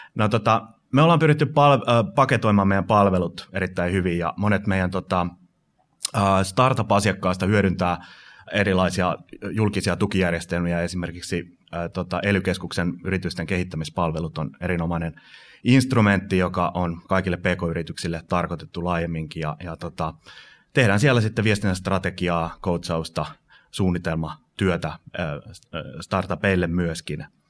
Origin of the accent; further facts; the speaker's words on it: Finland; moved away; also born or lived in United States; mä muutin Yhdysvalloista takaisin Suomen 2006